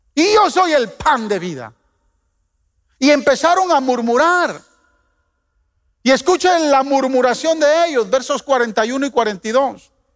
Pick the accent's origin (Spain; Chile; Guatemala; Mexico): Guatemala; Yo de niño en Guatemala